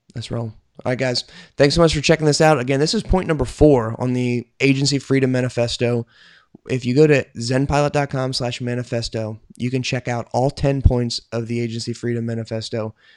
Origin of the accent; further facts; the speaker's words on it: United States; I'm an American